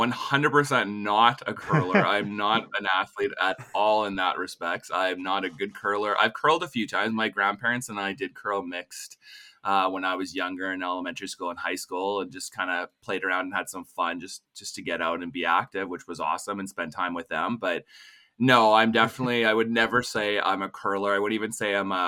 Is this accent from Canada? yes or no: yes; Regina, Saskatchewan, Canada; I'm originally from Regina